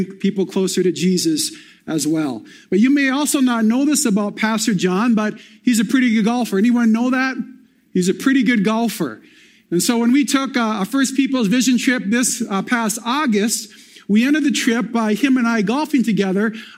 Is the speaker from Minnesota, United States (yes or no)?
yes; Minnesota, United States; now in Bemidji, United States; I come from the Net Lake or Boys Fort Indian Reservation. That's a tribe I'm enrolled